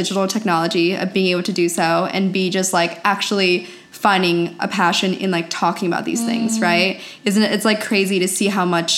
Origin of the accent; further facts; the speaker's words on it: Pennsylvania, United States; moved away as an adult; now in California, United States; I grew up in a very small town in Pennsylvania.